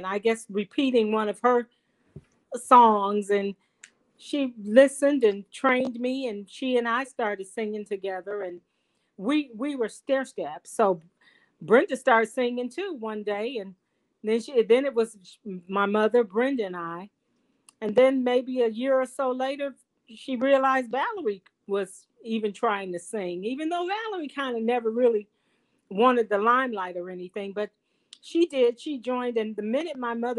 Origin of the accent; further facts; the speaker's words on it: Detroit, Michigan, United States; We are from Detroit, Michigan, West Side, Central High School, Wayne State University. That's where we're from